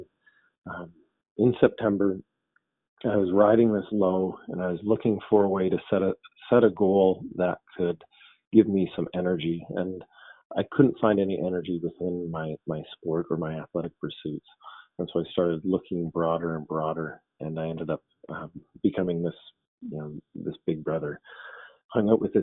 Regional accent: Victoria, British Columbia, Canada; I came back to my hometown in Victoria, BC

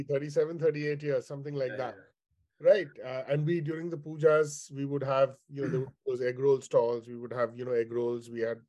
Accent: Chennai, Tamil Nadu, India; born there; I was born in Chennai, then Madras

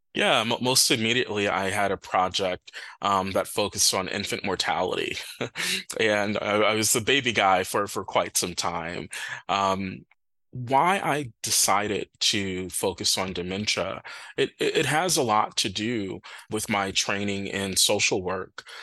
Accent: Milwaukee, Wisconsin, United States; moved away; also born or lived in Minnesota; I'm from Milwaukee um, originally

